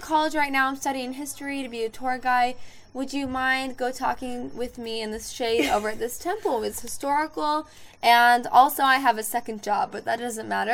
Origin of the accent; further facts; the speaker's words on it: Arizona, United States; I'm from Arizona